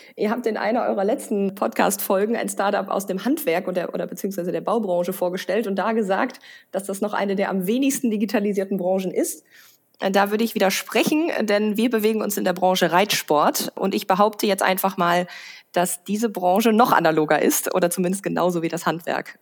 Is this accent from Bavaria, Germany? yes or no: no; Münsterland, North Rhine-Westphalia, Germany; now in Rhineland, Germany; Also ich komme aus dem Münsterland